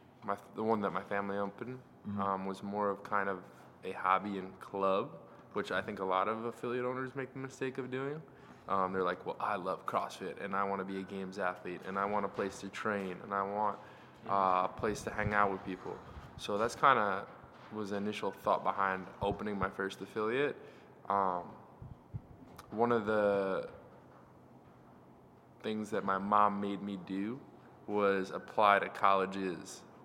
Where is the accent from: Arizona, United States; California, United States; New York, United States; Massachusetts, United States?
New York, United States; Oceanside; I grew up in Oceanside, New York, which is in Long Island